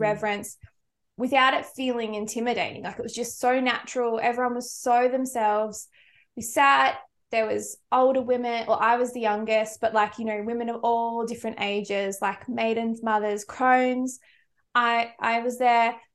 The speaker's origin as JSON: {"language": "English", "region": "Victoria", "country": "Australia", "moved": "yes", "said": "I'm from Victoria"}